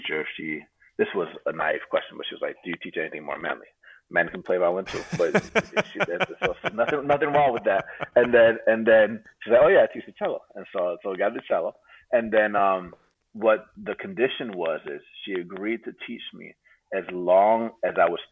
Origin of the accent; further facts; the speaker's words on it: Atlanta, Georgia, United States; moved away as an adult; also born or lived in California; now in Bay Area, United States; I was born in California, grew up in Atlanta